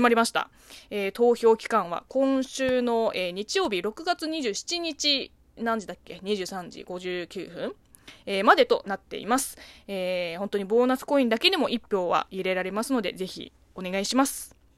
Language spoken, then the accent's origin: Japanese; China; Japanese is a second language; moved away; 中 国生まれ中国育ちの私